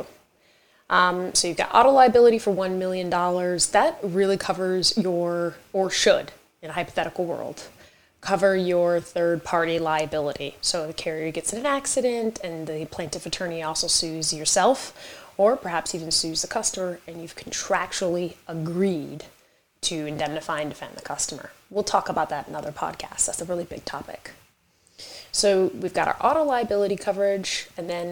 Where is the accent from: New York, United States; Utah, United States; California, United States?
New York, United States; I am a New Yorker, so I speak very quick.